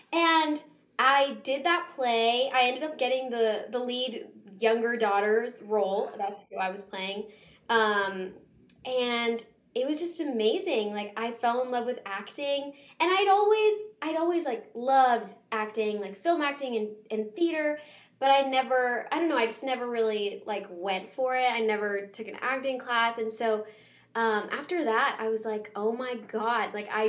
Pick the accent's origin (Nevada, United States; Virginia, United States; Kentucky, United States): Virginia, United States; Arlington; I'm originally from Arlington, Virginia. That's where I was born and raised